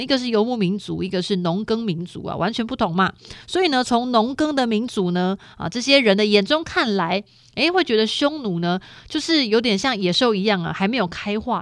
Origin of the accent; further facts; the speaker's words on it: Taiwan; 我们的台湾人